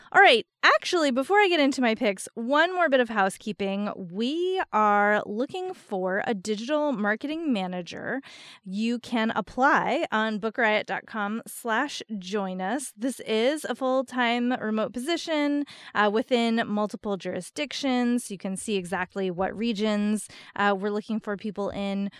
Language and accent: English; New Jersey, United States; I grew up in New Jersey